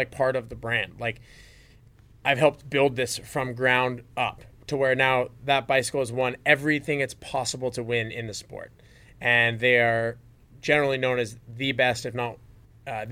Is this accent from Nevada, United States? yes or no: yes; Las Vegas, Nevada, United States; growing up in Vegas, I mean, I loved all kinds of BMX as a kid